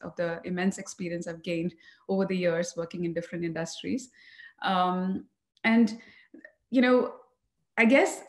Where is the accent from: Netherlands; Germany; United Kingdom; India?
India; Coimbatore, Tamil Nadu; moved away as an adult; also born or lived in New Orleans, United States / Columbus, Ohio, United States; now in Dallas, United States; I'm born and raised in Tamil Nadu, Coimbatore.